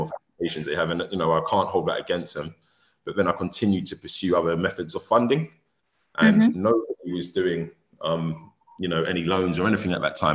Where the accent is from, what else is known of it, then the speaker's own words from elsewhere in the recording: London, United Kingdom; I grew up in a single parent home in South London